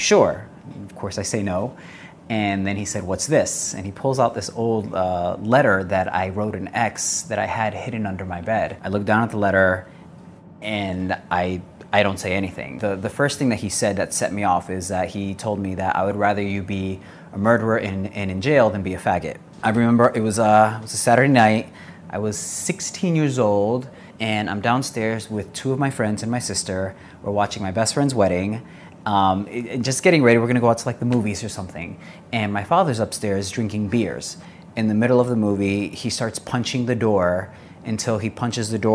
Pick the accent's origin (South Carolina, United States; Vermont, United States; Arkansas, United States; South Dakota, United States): South Carolina, United States; Greenville; I am from Greenville, South Carolina.